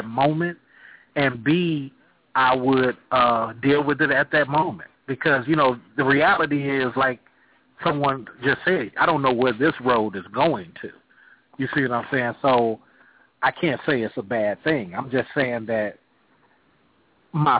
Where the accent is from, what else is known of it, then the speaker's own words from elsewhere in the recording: Oakland, California, United States; I'm from Oakland, California.